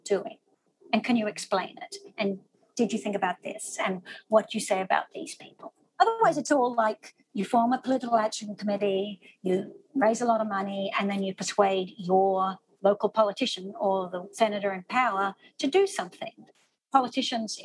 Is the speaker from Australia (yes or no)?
yes; Australia; moved away as an adult; also born or lived in Sydney, Australia; now in New York City, United States; I'm an Australian. We have quite serious gun restriction laws. I grew up with those